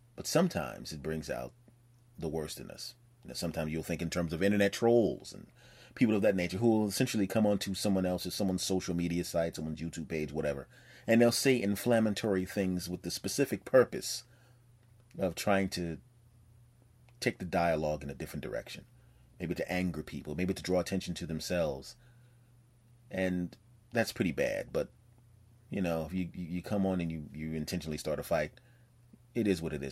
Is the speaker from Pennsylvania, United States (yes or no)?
yes; Philadelphia, Pennsylvania, United States; now in Los Angeles, United States; my home state of Pennsylvania